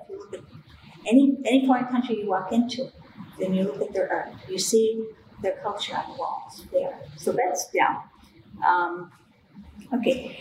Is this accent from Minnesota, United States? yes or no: no; Chicago, Illinois, United States; I grew up on Southside Chicago, 7209 St. Lawrence